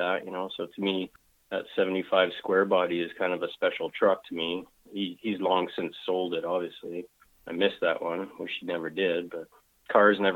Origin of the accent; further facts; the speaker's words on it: Calgary, Alberta, Canada; I was born and raised in Calgary, Alberta. You know, I'm a true Calgarian